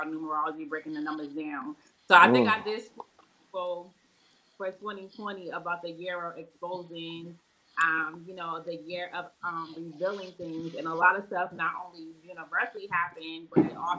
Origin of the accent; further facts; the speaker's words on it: Boston, Massachusetts, United States; moved away; also born or lived in Tuskegee, Alabama; I'm from Boston, Massachusetts, but I'm here